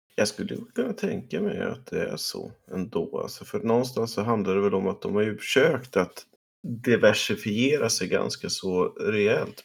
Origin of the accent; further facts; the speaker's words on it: Sweden; Som svensk